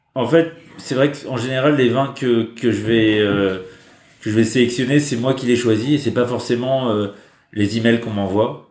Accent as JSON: {"language": "French", "country": "France", "moved": "yes", "lives_now": "China", "said": "en tant que Français"}